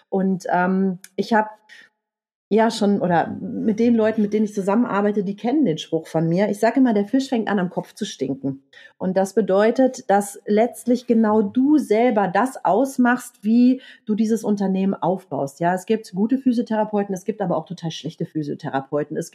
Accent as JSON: {"language": "German", "region": "Rhineland", "country": "Germany", "said": "Ich bin Rheinländerin, mein Herz liegt auf der Zunge. Ich habe es dann in Franken Gott sei Dank nicht ausgesprochen."}